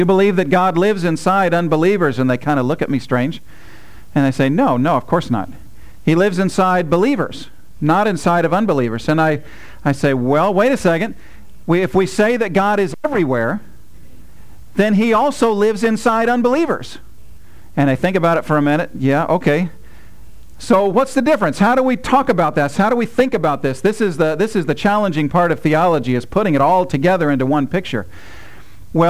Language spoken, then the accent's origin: English; United States; as an American